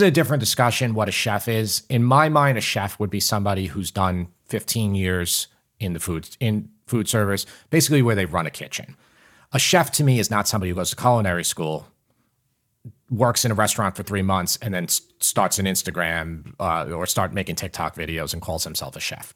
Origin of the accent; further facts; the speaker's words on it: Long Island, New York, United States; I grew up in Long Island.